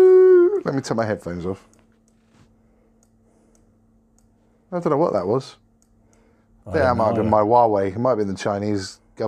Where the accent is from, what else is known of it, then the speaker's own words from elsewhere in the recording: Spain; I'm from Spain.